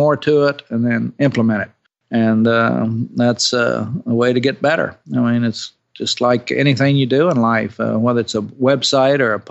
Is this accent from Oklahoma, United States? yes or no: yes; Oklahoma, United States; I'm from Oklahoma